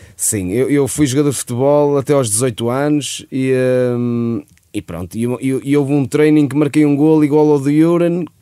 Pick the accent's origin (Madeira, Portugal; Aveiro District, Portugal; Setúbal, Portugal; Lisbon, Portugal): Aveiro District, Portugal; Santa Maria de Lamas; Eu e o João Pedro somos de Santa Maria de Lamas. Eh, estudámos no mesmo colégio, que é no Colégio, colégio de Santa Maria de Lamas. E, eh, e pronto, estudámos desde o quinto ano